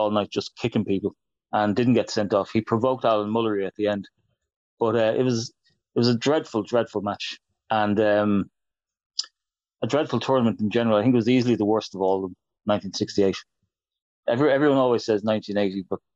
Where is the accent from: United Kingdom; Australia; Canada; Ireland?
Ireland; I'm an Irishman